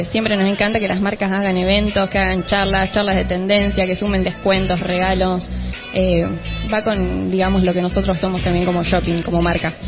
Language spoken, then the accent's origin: Spanish; Pergamino, Buenos Aires Province, Argentina; moved away; yo soy de Pergamino